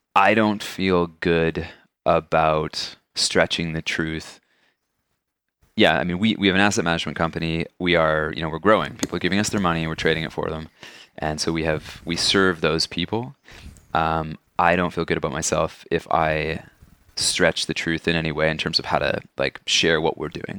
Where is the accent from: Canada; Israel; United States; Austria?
Canada; as a Canadian